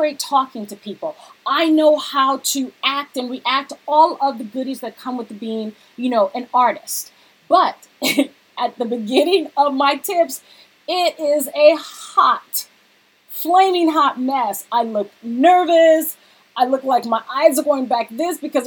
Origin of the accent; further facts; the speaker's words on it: Cerritos, California, United States; also born or lived in Lakewood; I grew up in Cerritos, but my first elementary school was actually in Lakewood, which was next door, Palms Elementary.